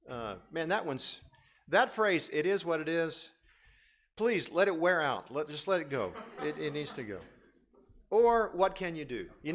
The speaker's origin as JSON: {"language": "English", "town": "Lomé", "region": "Maritime", "country": "Togo", "tie": "born or raised there", "said": "I grew up in West Africa, and I've told you this many times where I grew up. Grew up in a city now called Lomé, Togo. In West Africa, it's a small country."}